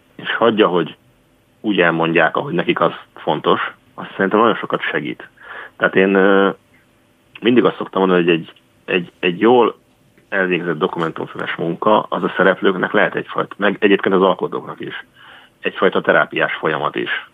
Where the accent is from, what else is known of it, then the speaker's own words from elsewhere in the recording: Baja, Bács-Kiskun, Hungary; baja mellett egy kis faluban Csátán nőttem föl